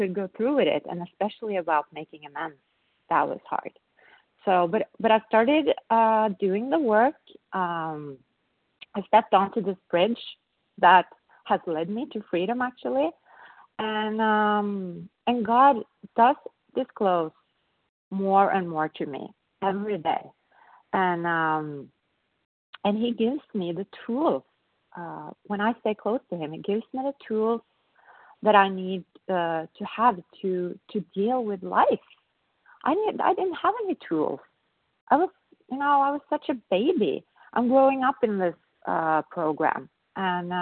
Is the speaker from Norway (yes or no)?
yes; Norway; I'm from Norway